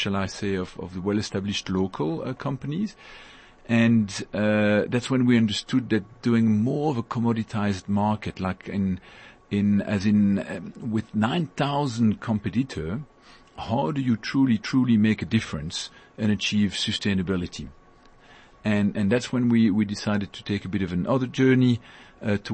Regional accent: Brussels, Brussels-Capital Region, Belgium; moved away as an adult; also born or lived in Europe; now in Johannesburg, South Africa; I was born in Belgium and in Brussels

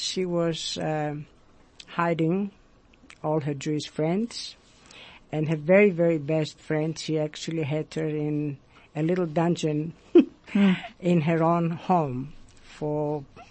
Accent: Thessaloniki, Central Macedonia, Greece; moved away; I came from Salonika

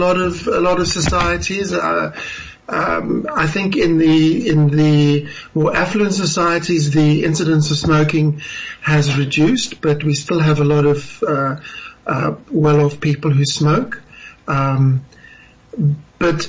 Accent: South Africa; as a South African

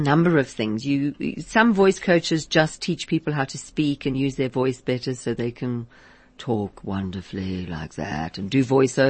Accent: Liverpool, North West England, United Kingdom; Liverpool. I come from Liverpool. It's right. It's sort of like South African in a way, because it's got that achum. Achum from Liverpool.

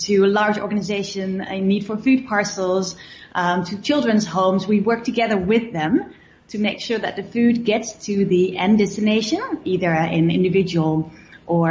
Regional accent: Netherlands; English is a second language; moved away as an adult; now in South Africa; I'm from Holland.

